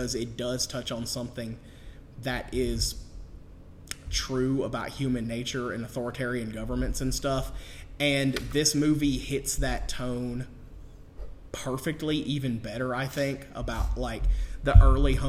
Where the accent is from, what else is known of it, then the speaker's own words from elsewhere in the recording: Fayetteville, Georgia, United States; they filmed, like Zombieland in Hateville, yeah. My hometown.